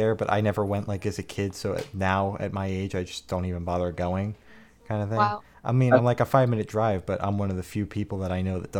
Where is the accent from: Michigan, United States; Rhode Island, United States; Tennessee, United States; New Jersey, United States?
New Jersey, United States; Ocean County; I'm in Ocean County, right by the beach.